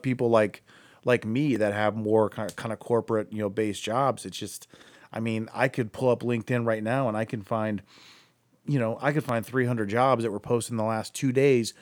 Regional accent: Akron, Ohio, United States; now in Cleveland, United States; I'm from Akron

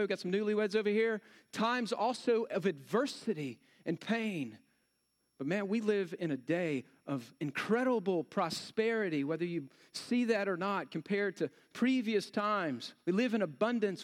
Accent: Texas, United States; I'm from Texas

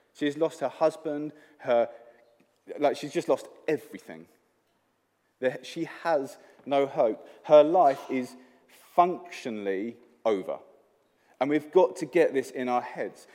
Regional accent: England, United Kingdom; moved away; I am from England

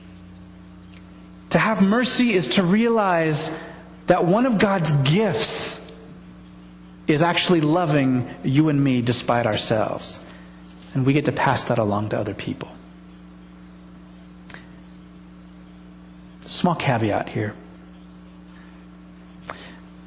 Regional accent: United States; being born here

